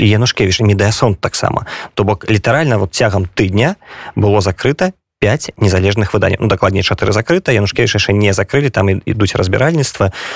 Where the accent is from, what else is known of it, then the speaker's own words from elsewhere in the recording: Belarus; now in Poland; мы як беларусы